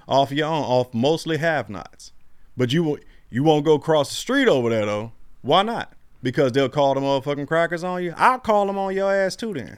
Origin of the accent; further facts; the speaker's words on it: Florida, United States; I'm from Florida and I'm German.